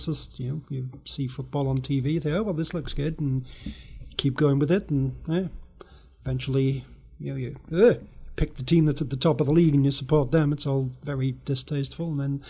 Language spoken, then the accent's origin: English; England, United Kingdom; now in Toronto, Canada; I was born in England.